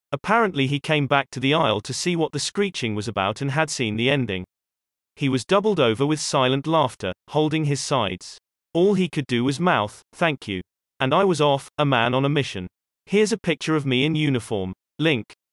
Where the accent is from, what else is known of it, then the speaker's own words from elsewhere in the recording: Canada; I'm sorry, I'm Canadian, but I don't.